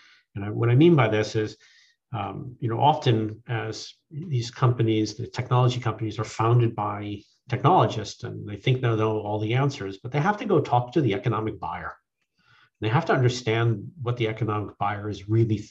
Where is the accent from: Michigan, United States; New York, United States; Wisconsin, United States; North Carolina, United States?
New York, United States; Long Island; moved away as an adult; also born or lived in California; I grew up on Long Island. Went to high school out in Suffolk County.